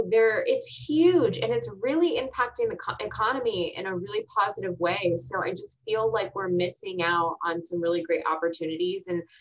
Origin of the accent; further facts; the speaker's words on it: Texas, United States; also born or lived in Augusta, Georgia / Arizona / Virginia / Kansas; So then I was born in Augusta, Georgia. Then we moved to Arizona, Virginia, Kansas, and then Texas. Yeah. And then Texas. But I was in, I've been in Texas since I was eight, and a lot of my family is already here.